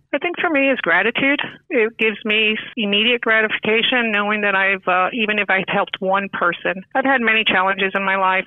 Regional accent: New York, United States; now in Florida, United States; I am originally from New York, uh, moved to Florida in 1980, so pretty much a Floridian.

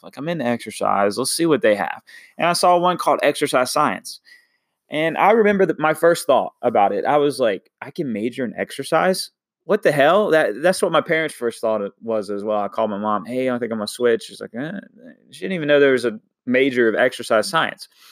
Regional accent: Washington, North Carolina, United States; moved away; I'm from a little town called Washington, North Carolina

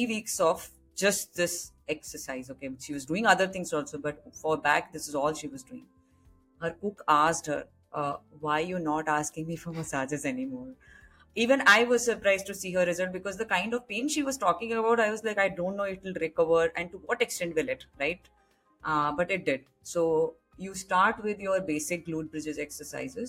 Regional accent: Kanpur, Uttar Pradesh, India; moved away; I grew up in Kanpur and I belong to a very simple middle class family.

